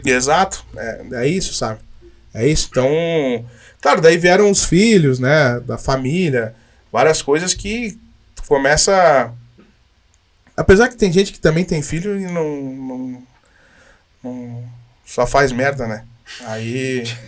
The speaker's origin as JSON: {"language": "Portuguese", "town": "Caxias do Sul", "region": "Rio Grande do Sul", "country": "Brazil", "moved": "yes", "said": "eu sou de Caxias. Eu saí daqui"}